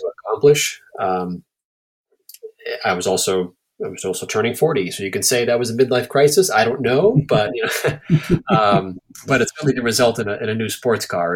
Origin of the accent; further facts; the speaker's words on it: Everett, Massachusetts, United States; moved away as an adult; also born or lived in Saugus, Massachusetts / Boston, Massachusetts / Portland, Maine; now in Maine, United States; I grew up in Everett.